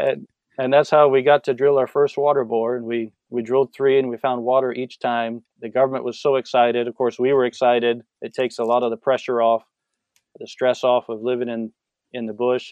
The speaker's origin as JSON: {"language": "English", "town": "San Diego", "region": "California", "country": "United States", "moved": "as an adult", "said": "I'm from San Diego, from a big city."}